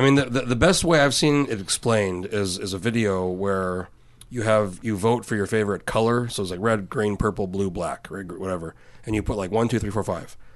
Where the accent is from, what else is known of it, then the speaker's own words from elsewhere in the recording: New Mexico, United States; now in Anchorage, United States; I'm from New Mexico originally.